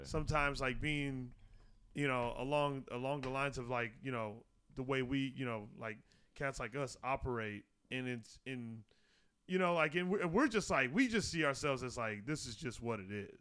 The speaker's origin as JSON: {"language": "English", "region": "Arizona", "country": "United States", "tie": "born or raised there", "said": "growing up in Arizona"}